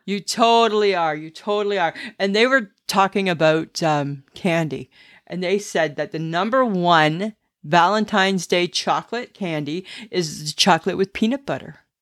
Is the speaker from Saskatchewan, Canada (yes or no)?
no; Stayner, Ontario, Canada; growing up in Stainer and Collingwood